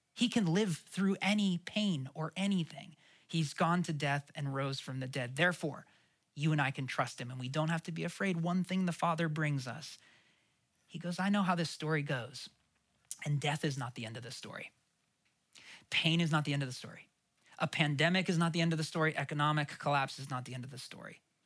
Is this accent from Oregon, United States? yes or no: yes; Portland, Oregon, United States; I grew up in Oregon. We especially didn't get them that often in Portland. I grew up in the city.